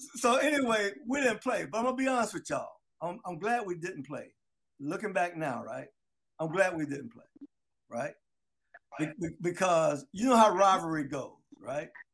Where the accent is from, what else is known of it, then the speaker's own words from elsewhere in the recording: Delray Beach, Florida, United States; I'm from Delray Beach